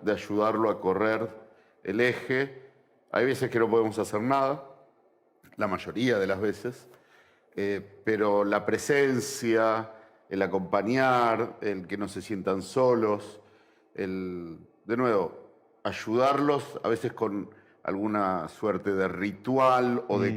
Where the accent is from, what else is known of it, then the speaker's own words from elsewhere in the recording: Argentina; nosotros como argentinos